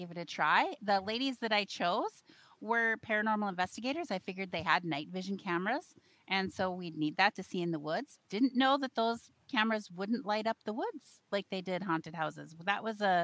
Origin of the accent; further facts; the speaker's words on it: Minnesota, United States; my home state of Minnesota